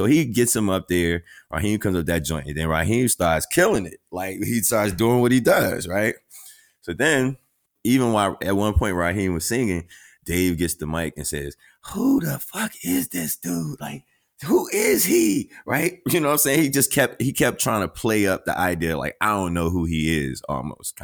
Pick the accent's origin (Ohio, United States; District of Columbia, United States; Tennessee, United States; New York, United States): District of Columbia, United States; Washington; I'm from Northeast DC, around the corner from Seat Pleasant, PG